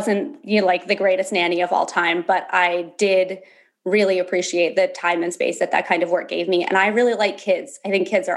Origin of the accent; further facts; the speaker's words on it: Berkeley, California, United States; also born or lived in Alaska; So I was born in Berkeley, California. I spent a lot of my teenage years going back and forth between California and Alaska, where my dad moved when I was like 11.